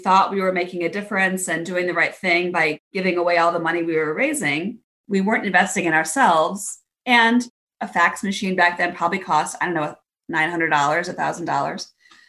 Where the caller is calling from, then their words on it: Cleveland, Ohio, United States; I am joining you from sunny Cleveland, Ohio in the U.S.